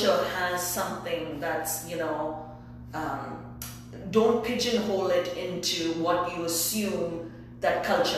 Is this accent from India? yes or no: yes; India; first language English; moved away; I was born and raised in India and I only speak English